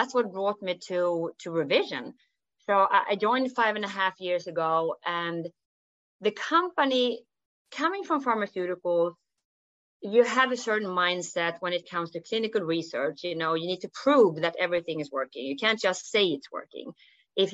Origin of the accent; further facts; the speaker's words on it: Sweden; accent: Swenglish; English is a second language; I'm from Sweden. So the funny accent is Swenglish. So I'm combining Swedish and English